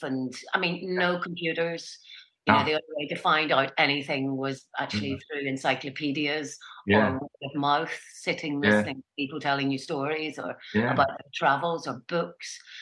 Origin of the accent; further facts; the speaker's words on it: Ballycastle, Northern Ireland, United Kingdom; also born or lived in Belfast; I grew up in the north of Ireland, in County Antrim. A place called Ballycastle, which is a seaside town